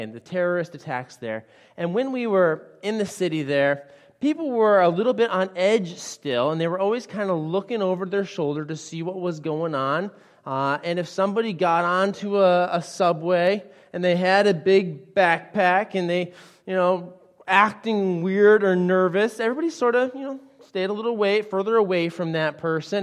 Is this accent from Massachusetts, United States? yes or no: yes; Western Massachusetts, United States; I grew up in Western Massachusetts